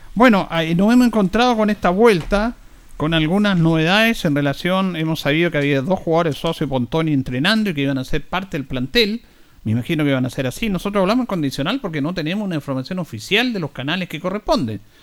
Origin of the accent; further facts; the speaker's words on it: Linares, Maule, Chile; Nosotros que somos de Linares